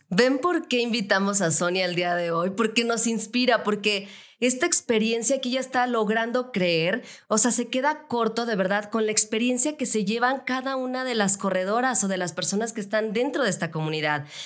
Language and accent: Spanish; León, Guanajuato, Mexico; now in Mexico City, Mexico; Yo soy de León, Guanajuato, me vine aquí a la Ciudad de México